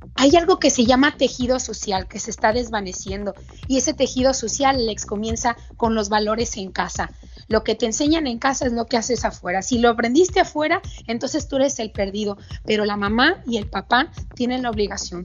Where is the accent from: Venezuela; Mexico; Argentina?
Mexico; mi país